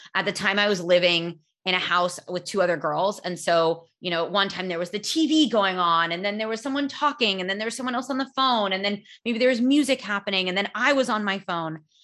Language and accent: English; California, United States; I'm from California.